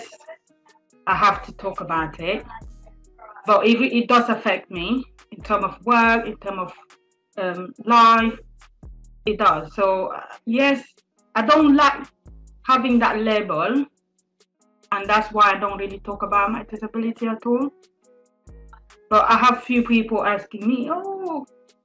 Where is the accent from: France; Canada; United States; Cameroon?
Cameroon; first language French; English is a second language; moved away as an adult; now in United Kingdom; I'm originally from Cameroon in Africa. And my first language is French.